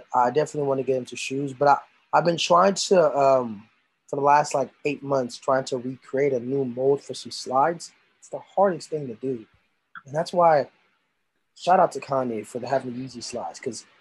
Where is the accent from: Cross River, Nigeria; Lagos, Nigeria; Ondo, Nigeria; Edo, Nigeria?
Lagos, Nigeria; moved away; property of Lagos. That's where I was born